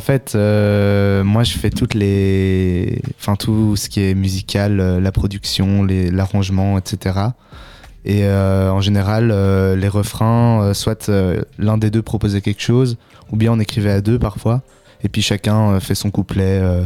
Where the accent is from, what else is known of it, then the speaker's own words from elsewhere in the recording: Ottignies-Louvain-la-Neuve, Wallonia, Belgium; also born or lived in Brussels; je viens d'ici, euh, au Tigny-Louvain-la-Neuve. J'ai fait mes secondaires ici. mais sinon, je viens plus de Bruxelles à la base.